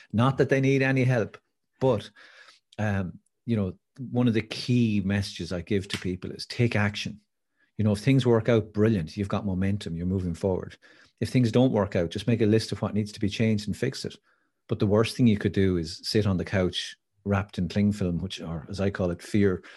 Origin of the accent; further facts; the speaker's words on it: Wicklow, Leinster, Ireland; I grew up in Wicklow